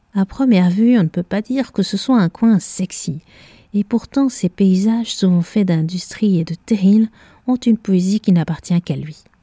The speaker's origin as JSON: {"language": "French", "area": "Borinage", "region": "Wallonia", "country": "Belgium", "tie": "born or raised there", "said": "dans le Borinage, région de Belgique où j'ai une grande partie de mes racines familiales et où je suis allé à l'école"}